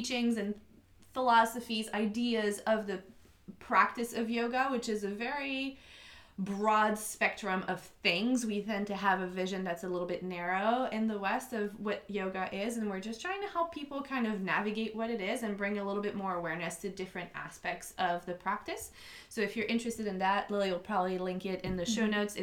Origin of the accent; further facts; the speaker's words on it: Montreal, Quebec, Canada; accent: French Canadian; also born or lived in Germany; now in Ocean City, United States; I am originally from Montreal, Canada. So if you hear the slight little bit of an accent, I am French Canadian